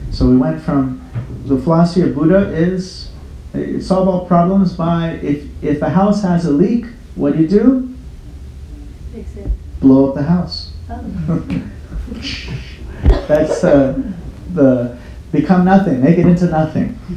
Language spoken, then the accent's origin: English; Fort Worth, Texas, United States; Uh, Fort Worth, Texas.